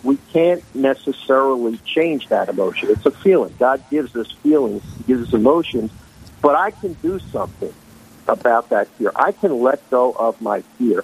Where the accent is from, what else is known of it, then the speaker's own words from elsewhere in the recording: Philadelphia, Pennsylvania, United States; moved away as an adult; now in New Jersey, United States; I was born and raised in Philadelphia, PA